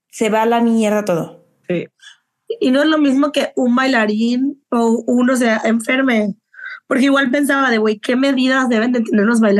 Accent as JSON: {"language": "Spanish", "country": "Mexico", "said": "Eh, soy de México, o whatever"}